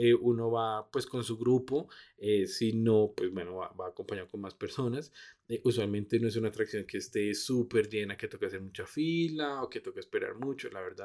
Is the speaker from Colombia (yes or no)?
yes; Bogotá, Colombia; also born or lived in Gold Coast, Australia; nosotros como buenos rolos